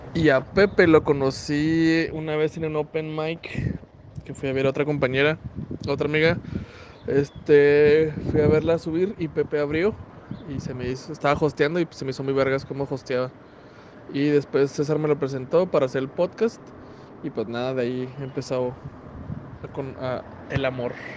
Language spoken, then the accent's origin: Spanish; Ciudad Juárez, Chihuahua, Mexico; also born or lived in Parral, Chihuahua; Llevo 26 años viviendo aquí en Ciudad Juárez